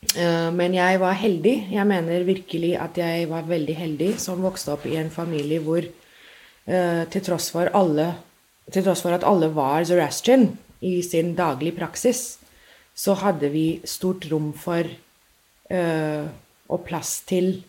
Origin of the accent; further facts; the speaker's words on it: Mumbai, Maharashtra, India; first language English; Norwegian is a second language; moved away as an adult; also born or lived in London, United Kingdom; now in Norway; Jeg ble født i India og har egentlig bodd der eh, helt til jeg flytta til England for å ta masteren min der. Men jeg vokste jo opp